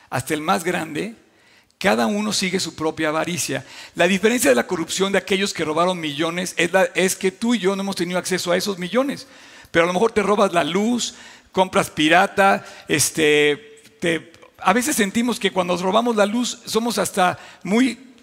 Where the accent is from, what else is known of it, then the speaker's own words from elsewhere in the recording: Mexico; como creyentes y como mexicanos